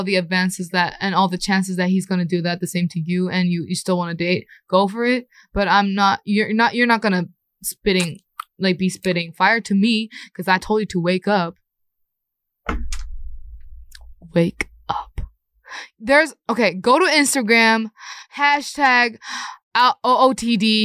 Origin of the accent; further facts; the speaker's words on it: Thailand; now in South Korea; I would call Korea my second hometown because I have more memories when I was young in Thailand